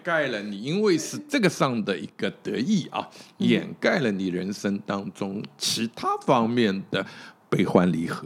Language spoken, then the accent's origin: Chinese; China; 我们中国人讲那个所谓我们把子也好